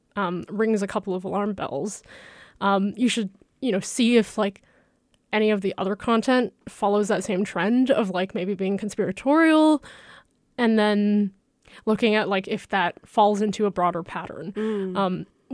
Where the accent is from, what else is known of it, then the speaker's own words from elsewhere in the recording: China; moved away; I'm from China, so I have a lot of like family and friends that use WeChat to stay connected